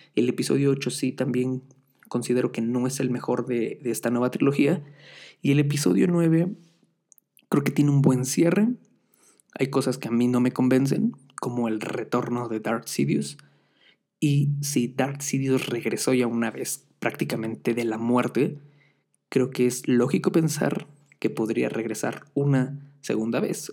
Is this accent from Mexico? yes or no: yes; Mexico; Aquí soy de México